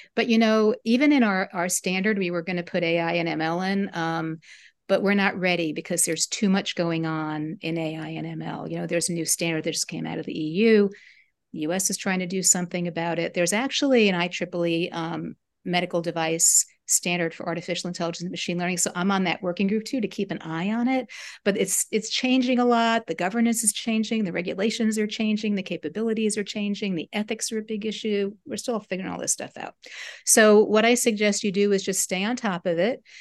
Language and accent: English; United States; I'm part, part German, part Italian, but I'm American